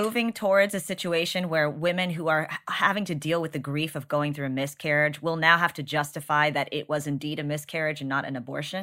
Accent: Texas, United States; As a Texan

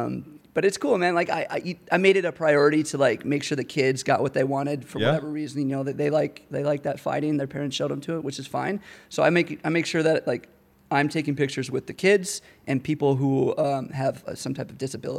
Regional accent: Phoenix, Arizona, United States; now in Denver, United States; Born and raised in Phoenix.

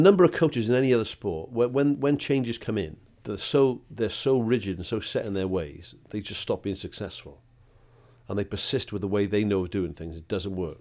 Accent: Wales, United Kingdom; I'm bloody Welsh

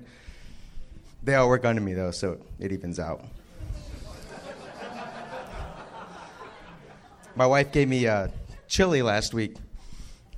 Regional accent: Colorado, United States; moved away as an adult; now in Japan

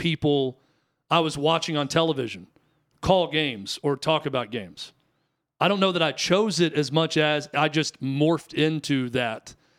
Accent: Tennessee, United States; I think Nashville proper, we're from the outskirts. I'm not going to say that I'm from Nashville. I'm from a surrounding county, and where I grew up was way more rural than it is now.

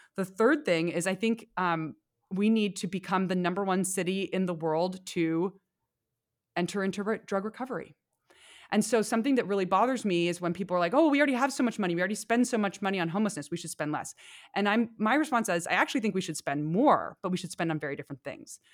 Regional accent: San Francisco, California, United States; when I was growing up in San Francisco

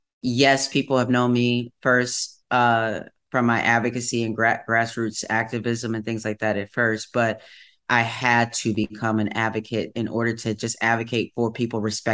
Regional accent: Wisconsin, United States; growing up in the Midwest

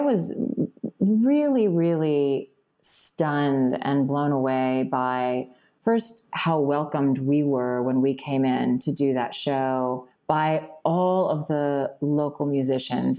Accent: Virginia, United States; moved away; also born or lived in Boston; I was born in Boston, but I grew up in Virginia.

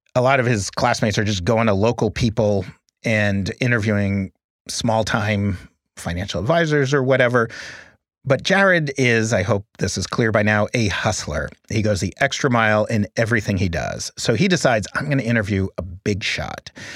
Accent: New York City, New York, United States; I grew up in Manhattan, in New York City.

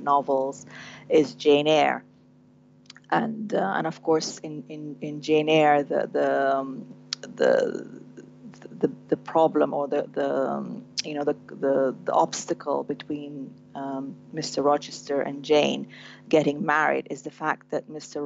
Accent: Sudan; born or raised there; moved away

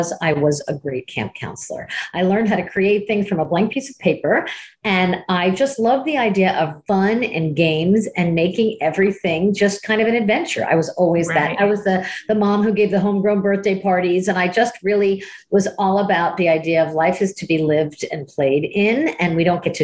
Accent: Miami, Florida, United States; I was from Miami

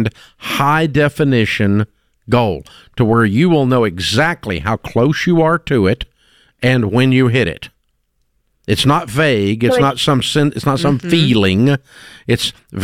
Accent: Antioch, Tennessee, United States; I'm a kid from Antioch, Tennessee

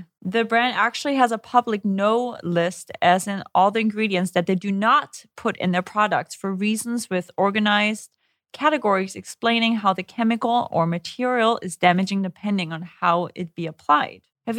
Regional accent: Germany; Because growing up in Germany, we really never use sunscreen.

